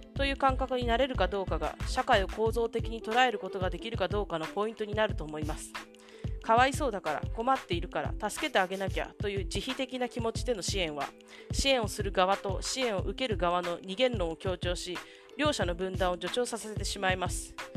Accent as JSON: {"language": "Japanese", "country": "Japan", "tie": "born or raised there", "said": "たまたま偶然私 が日本に生まれた"}